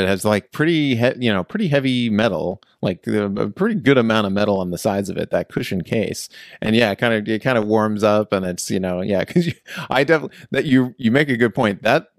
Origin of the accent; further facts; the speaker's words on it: East Coast, United States; I'm originally from the East Coast And so I'm a transplant to California.